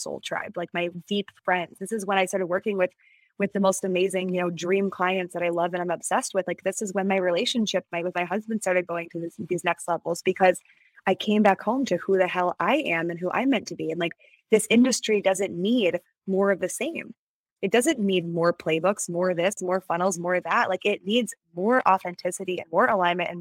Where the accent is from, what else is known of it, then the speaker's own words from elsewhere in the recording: Midwest, United States; I was from the Midwest